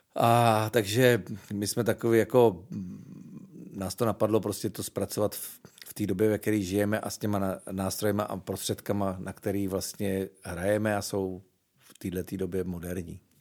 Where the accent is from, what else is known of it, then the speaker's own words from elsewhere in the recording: Moravská Třebová, Pardubice Region, Czechia; also born or lived in Svitavy; now in Prague, Czechia; já jsem se narodil stejně ve Sitavách, kde vzniknul …. Bydlel jsem sice v Moravský Třebový, což je asi 18 km od Svitav